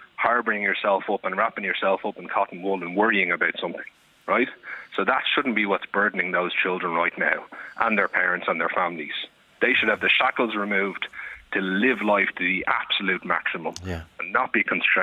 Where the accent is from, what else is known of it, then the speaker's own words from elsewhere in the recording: Ireland; as an Irish people